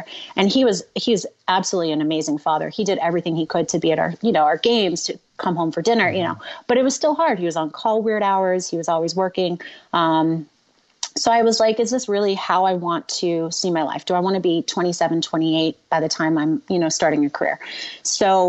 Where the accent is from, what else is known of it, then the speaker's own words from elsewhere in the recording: Florida, United States; growing up in Florida